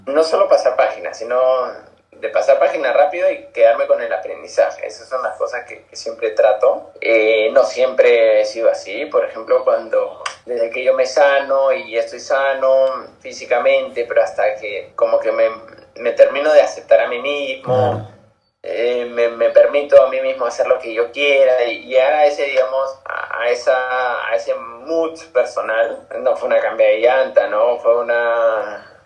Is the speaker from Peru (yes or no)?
yes; Peru